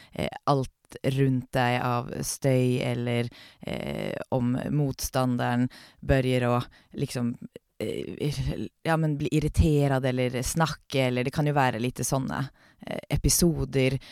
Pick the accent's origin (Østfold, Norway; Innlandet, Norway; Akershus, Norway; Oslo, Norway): Oslo, Norway; now in Sweden; jeg er født och uppväxt i Oslo